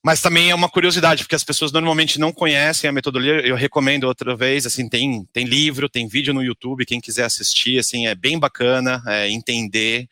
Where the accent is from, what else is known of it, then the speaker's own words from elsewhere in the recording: Brazil; accent: Brazilian; A gente brasileiro